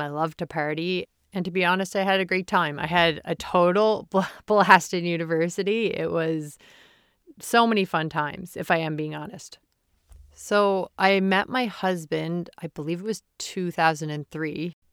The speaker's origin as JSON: {"language": "English", "region": "Prince Edward Island", "country": "Canada", "tie": "born or raised there", "said": "Growing up in Prince Edward Island, the smallest province in Canada"}